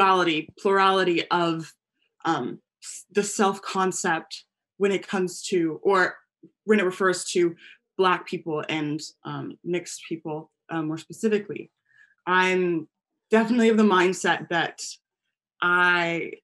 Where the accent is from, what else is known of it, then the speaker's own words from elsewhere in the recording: United States; I'm American and Guyanese